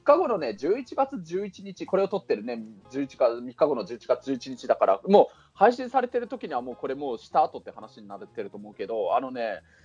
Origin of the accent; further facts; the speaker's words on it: Kunitachi, Tokyo, Japan; also born or lived in Itabashi, Tokyo / Shinjuku, Tokyo; 生まれも育ちも東京都国立市だよ